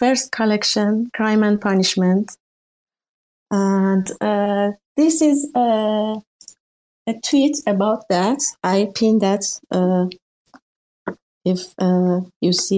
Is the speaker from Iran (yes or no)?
yes; Iran; English is a second language; I'm from Iran